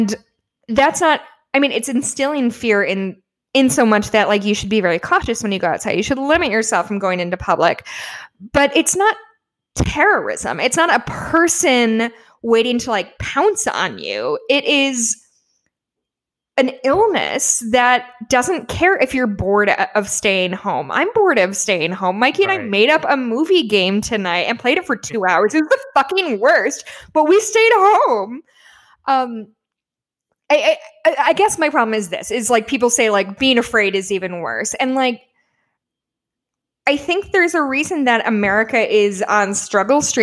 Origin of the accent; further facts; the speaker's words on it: Illinois, United States; So I was born in Illinois, was raised here